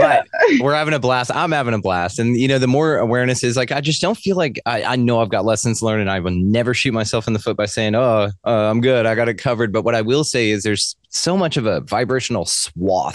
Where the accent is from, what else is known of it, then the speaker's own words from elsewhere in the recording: the South, United States; my Southern ears